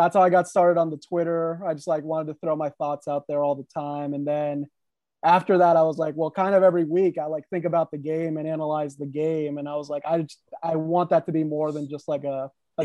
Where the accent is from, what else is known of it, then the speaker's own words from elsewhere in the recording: Herndon, Virginia, United States; also born or lived in Reston, Virginia; I grew up here in Herndon, Virginia.